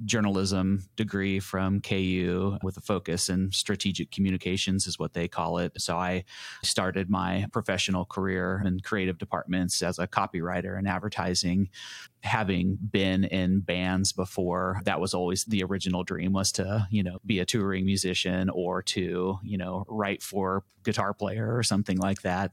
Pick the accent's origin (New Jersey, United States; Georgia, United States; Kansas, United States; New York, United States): Kansas, United States; Lawrence; I was born and raised here in Lawrence